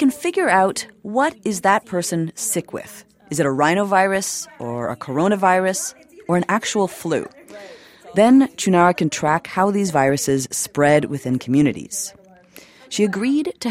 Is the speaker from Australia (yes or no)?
no; Toronto, Ontario, Canada; now in New York, United States; I'm from Toronto